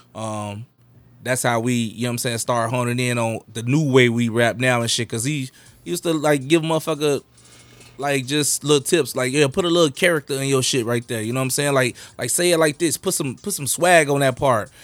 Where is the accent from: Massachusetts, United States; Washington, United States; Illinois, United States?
Illinois, United States; Chicago; I was raised in the Garfield area.